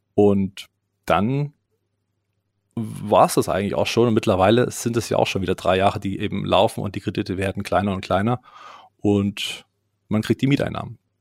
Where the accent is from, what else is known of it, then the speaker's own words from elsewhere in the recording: Leipzig, Saxony, Germany; bei uns in Leipzig